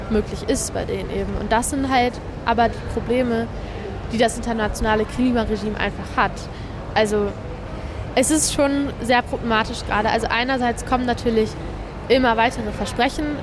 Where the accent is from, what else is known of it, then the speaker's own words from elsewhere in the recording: Germany; Also wir als Deutsche können hier natürlich fordern, dass politische Gefangene freigelassen werden.